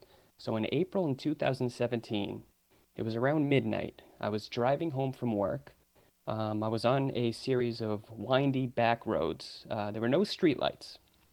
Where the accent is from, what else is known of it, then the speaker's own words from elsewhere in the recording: Massachusetts, United States; I'm from Massachusetts, from, you know, I'm from an area with a lot of woods and everything.